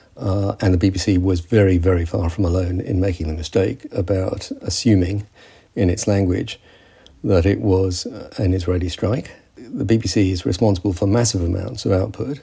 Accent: United Kingdom; I'm British because my father fought with the British Army

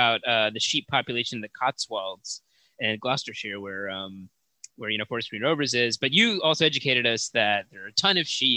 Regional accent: United States; we're eternal American optimists

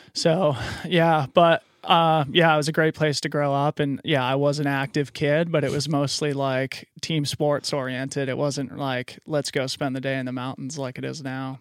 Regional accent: Boulder, Colorado, United States; also born or lived in Fort Collins, Colorado / Aspen, Colorado; I grew up in Boulder, Colorado

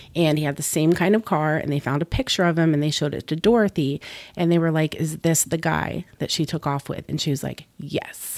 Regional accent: Florida, United States; also born or lived in Boston, Massachusetts / New England; I grew up in Florida

